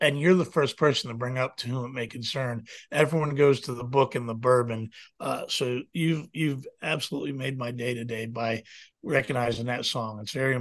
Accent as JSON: {"language": "English", "town": "Manassas", "region": "Virginia", "country": "United States", "tie": "born or raised there", "said": "I'm a hometown guy, and I never left my hometown"}